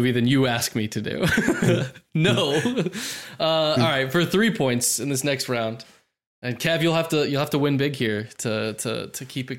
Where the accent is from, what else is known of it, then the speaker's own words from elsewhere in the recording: Missouri, United States; Jake jumps into the lead with Missouri. Beautiful. My home state.